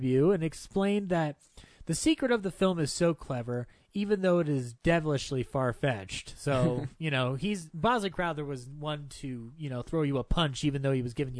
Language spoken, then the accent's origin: English; United States; I'm not British because I was born in the U.S.